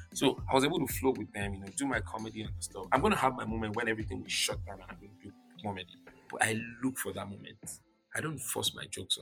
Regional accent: Lagos, Nigeria; also born or lived in Ibadan, Oyo; I'm a Yoruba boy. I'm an Ibadan boy. I was born in Lagos. I'm an Ijebu boy

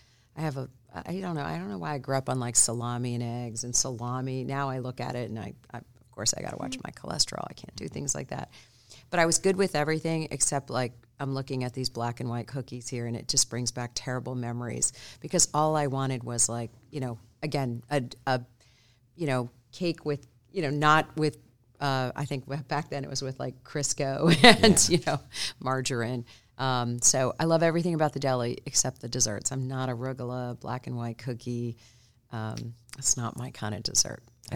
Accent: Cleveland, Ohio, United States; And actually, the deli that I grew up in Cleveland just closed a couple years ago.

